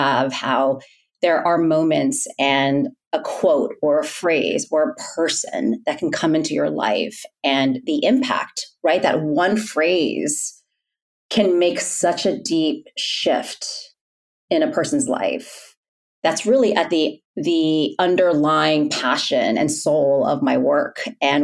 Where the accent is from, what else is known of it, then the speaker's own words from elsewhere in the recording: New York City, New York, United States; also born or lived in Massachusetts; I'm born and raised in New York City and had that typical, you know, New York experience growing up